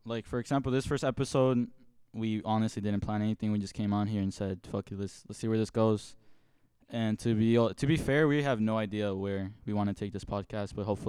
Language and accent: English; Indianapolis, Indiana, United States; we're from Indy.